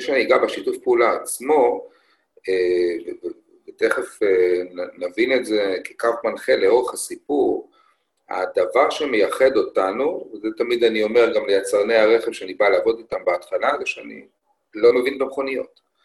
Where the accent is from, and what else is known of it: Israel